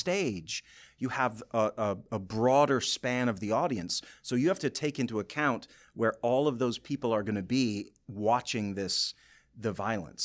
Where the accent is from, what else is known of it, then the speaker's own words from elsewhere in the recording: Boyne City, Michigan, United States; moved away; I'm from Boyne City originally